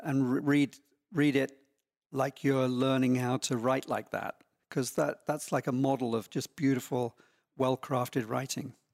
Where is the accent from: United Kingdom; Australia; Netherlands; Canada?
United Kingdom; small town near London, England; now in Laguna Beach, United States; I grew up in, um, quite a small town, not very far from London